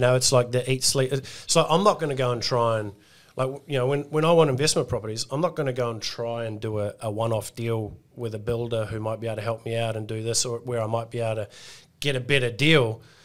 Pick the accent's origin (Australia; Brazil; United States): Australia